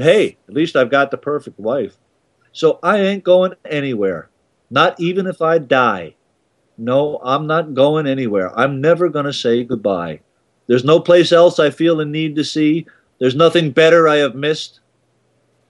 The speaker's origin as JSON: {"language": "English", "country": "United States", "also_born_or_lived": "Babylon, New York", "moved": "as an adult", "lives_now": "Canada", "said": "I'll never stop being an American"}